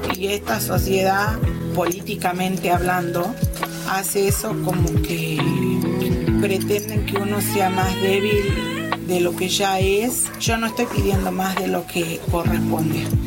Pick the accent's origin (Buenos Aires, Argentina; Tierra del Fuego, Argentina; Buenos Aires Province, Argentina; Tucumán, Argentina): Tucumán, Argentina; moved away; me crié en Tucumán